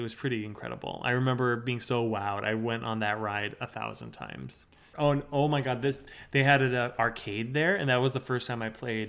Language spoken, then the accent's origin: English; Minnesota, United States; Now, I'm from Minnesota